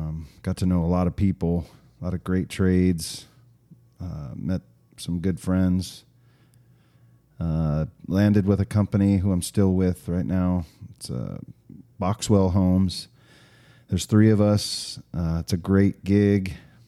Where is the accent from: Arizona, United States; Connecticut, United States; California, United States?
Arizona, United States; also born or lived in Oregon; I grew up here in Arizona. I am 48 years old. Been around the valley for a while. We did live in Oregon for a little while as a kid, which was kind of fun.